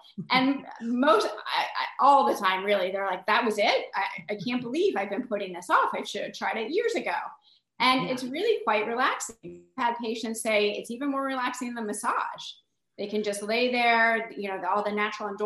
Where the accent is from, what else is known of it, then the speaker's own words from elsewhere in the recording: St. Petersburg, Florida, United States; moved away as an adult; also born or lived in New York / Pennsylvania; I'm back to my hometown to treat the community that I love and open up my practice